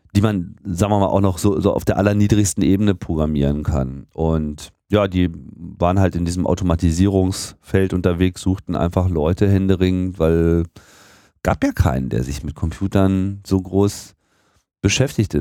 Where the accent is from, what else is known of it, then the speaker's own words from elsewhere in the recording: near Hanover, Lower Saxony, Germany; moved away as an adult; also born or lived in Hamburg; now in Berlin, Germany; in Niedersachsen, in der Nähe von Hannover